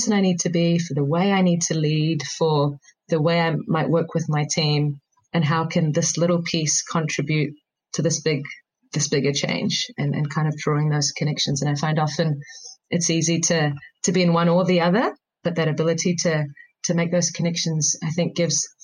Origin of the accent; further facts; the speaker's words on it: New Zealand; as an Indian growing up in New Zealand, I used to often visit every couple of years my grandparents back in India.